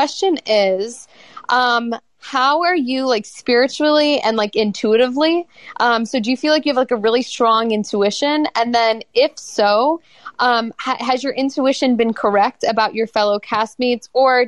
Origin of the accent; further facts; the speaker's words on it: Buffalo, New York, United States; Buffalo. But everyone says I sound like I'm from New York.